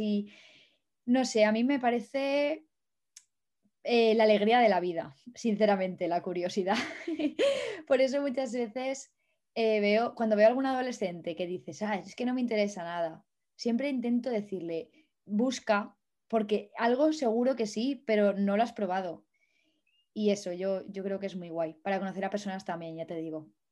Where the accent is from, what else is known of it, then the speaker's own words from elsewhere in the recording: Valencia, Valencian Community, Spain; moved away as an adult; also born or lived in Madrid / France / Germany; now in Czech Republic; yo soy de Valencia, no lo he dicho, pero soy de Valencia